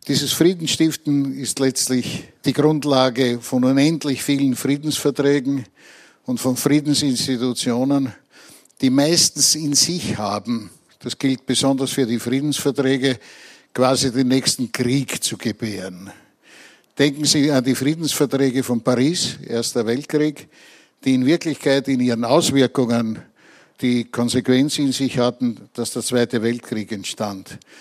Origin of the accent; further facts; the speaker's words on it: Vienna, Austria; als Wiener aus der Stadt des Sigmund Freud